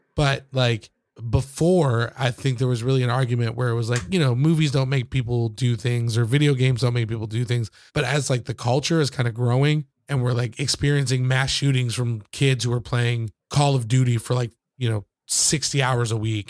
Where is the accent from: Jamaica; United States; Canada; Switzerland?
United States; Michigan; where I grew up in, in Michigan